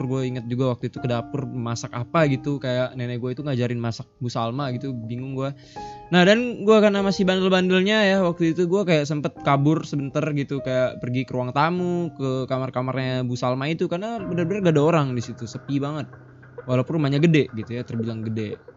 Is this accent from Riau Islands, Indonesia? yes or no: yes; Batam, Riau Islands, Indonesia; gue kebetulan juga orang Batam